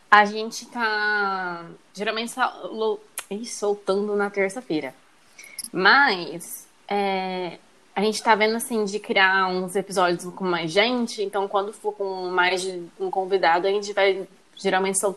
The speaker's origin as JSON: {"language": "Portuguese", "region": "São Paulo", "country": "Brazil", "said": "Ah, a gente é do interior de São Paulo."}